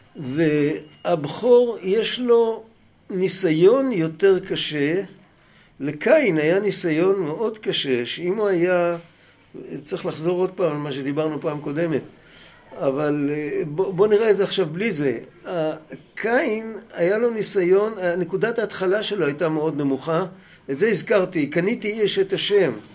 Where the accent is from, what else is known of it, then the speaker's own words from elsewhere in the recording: Bnei Brak, Tel Aviv District, Israel; אני בני ברקי